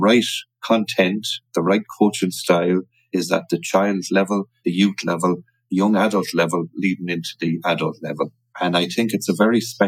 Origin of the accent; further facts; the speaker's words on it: Connacht, Ireland; also born or lived in London; I'm from Ireland, the west of Ireland, more importantly